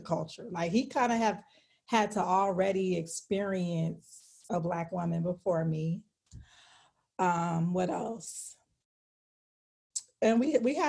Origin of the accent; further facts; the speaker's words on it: California, United States; So I'm from California